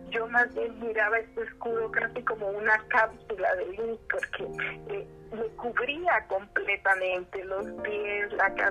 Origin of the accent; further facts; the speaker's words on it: Costa Rica; also born or lived in Honduras; Yo soy costarricense y hondureña. Estaba en un camino en Honduras